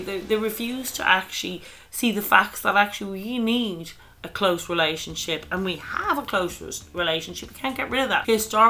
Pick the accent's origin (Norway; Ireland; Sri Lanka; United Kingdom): Ireland; Dublin, Leinster; the Dublin of my childhood had completely gone, and there is no way to go back to that.